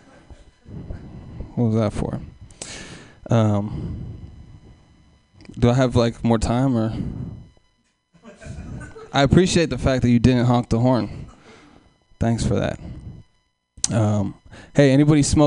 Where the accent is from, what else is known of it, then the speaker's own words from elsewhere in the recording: Oakland, California, United States; I'm from Oakland, East Oakland, California